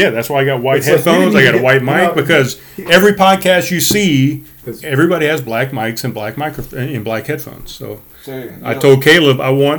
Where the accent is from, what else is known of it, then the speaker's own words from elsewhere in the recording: North Charleston, South Carolina, United States; I grew up in North Charleston.